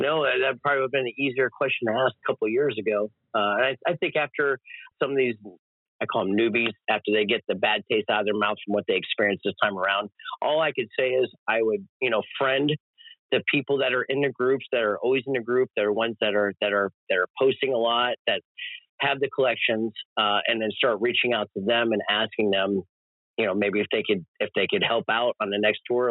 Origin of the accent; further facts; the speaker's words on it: Florida, United States; when we did the Tampa run, those three shows, man, in my in my home state